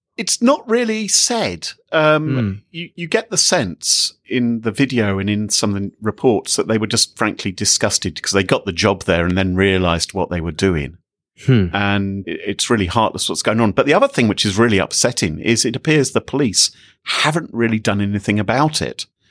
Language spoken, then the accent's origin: English; United Kingdom; I'm British